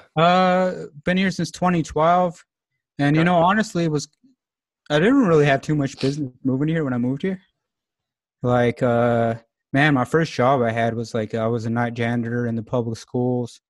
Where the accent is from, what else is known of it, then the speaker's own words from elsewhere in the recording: Alamosa, Colorado, United States; moved away as an adult; now in Longmont, United States; growing up in Alamosa, it, it is a small town, about 8,000 people, 9,000 people